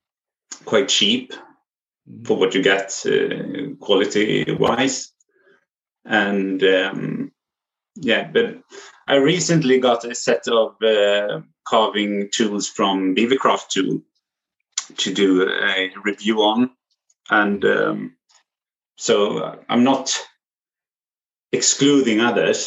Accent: near Mora, Dalarna County, Sweden; I grew up pretty close to Mora, but not in Mora. But I was born in Mora Hospital

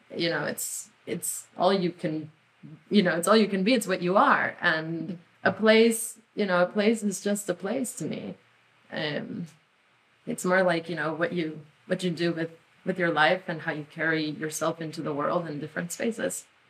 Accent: Mexico; first language Spanish; English is a second language; now in United States; we grew up in Mexico.

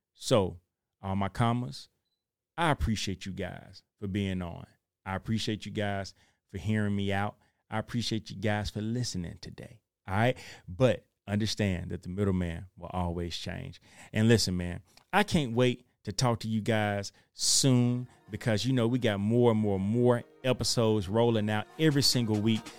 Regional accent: Chattanooga, Tennessee, United States; I'm from Chattanooga, Tennessee.

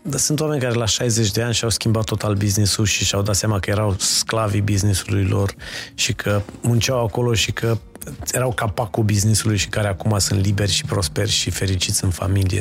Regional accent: Romania; noi ca români

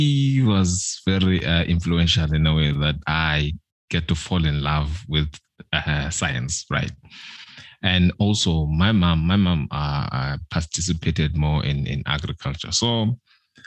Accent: Umzimkulu, KwaZulu-Natal, South Africa; now in Pinetown, South Africa; a rural boy from Umzimkulu in South Africa, KZN

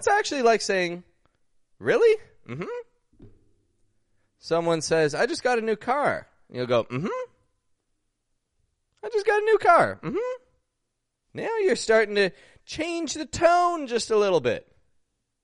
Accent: Toronto, Ontario, Canada; I'm from Toronto, Canada

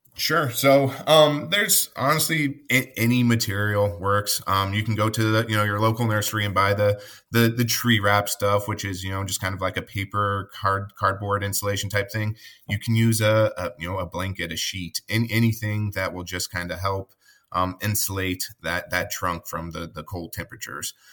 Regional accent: Colorado, United States; now in Midwest, United States; I grew up in Colorado.

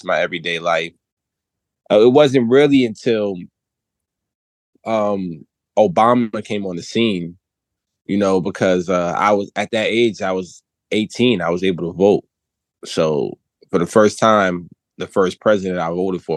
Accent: New Jersey, United States; I'm actually from New Jersey, where I currently reside. I'm born and raised, a single parent home

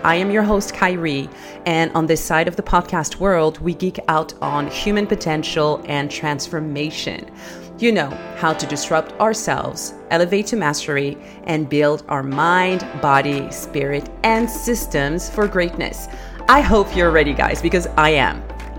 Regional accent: Saudi Arabia; born there; I grew up living on three different calendars and I still do. So I was born in Saudi Arabia, right?

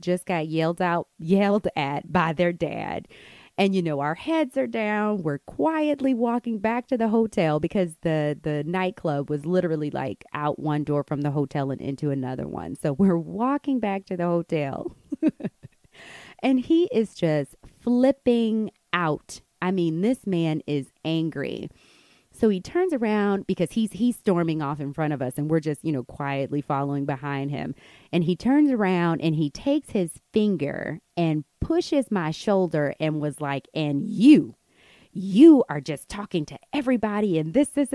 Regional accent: United States; moved away as an adult; now in Morocco; we're from America. We're teachers here

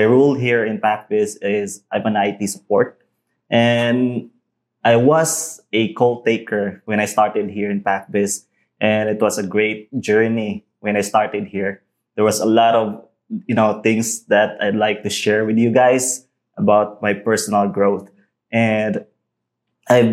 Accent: Cebu, Central Visayas, Philippines; moved away as an adult; now in Negros Oriental, Philippines; I'm originally from Cebu

